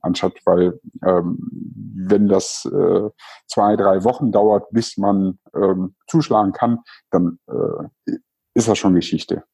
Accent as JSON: {"language": "German", "town": "Cologne", "region": "North Rhine-Westphalia", "country": "Germany", "said": "war ich wirklich kurz davor, als Kölner nach Düsseldorf zu ziehen"}